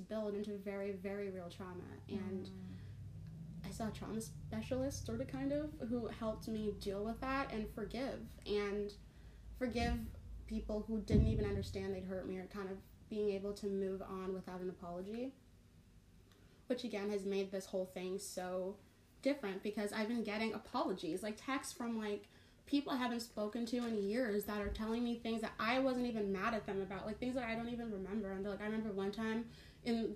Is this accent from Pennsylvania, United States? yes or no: no; Seattle, Washington, United States; also born or lived in Toronto, Canada / New Westminster, Canada / Ghana (family); We lived in Vancouver, BC, over in New Westminster until I was about 6, and then we moved to Seattle